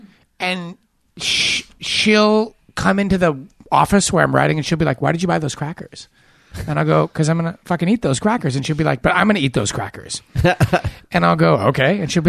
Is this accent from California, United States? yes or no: yes; Laguna Beach, California, United States; my hometown. They're from Laguna Beach.